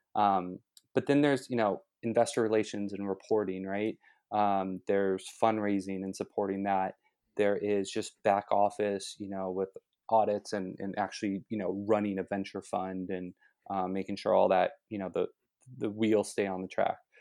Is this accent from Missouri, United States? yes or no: no; Los Angeles, California, United States; moved away; I'm originally from Los Angeles, so going to SC was a natural choice for me.